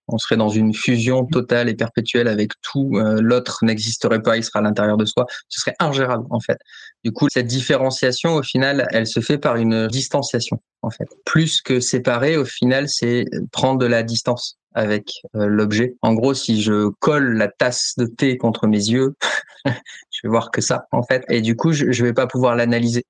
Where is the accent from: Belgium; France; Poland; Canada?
France; je suis français